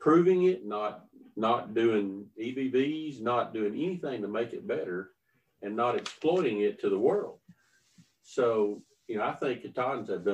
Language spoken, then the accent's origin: English; the South, United States; I'm from the South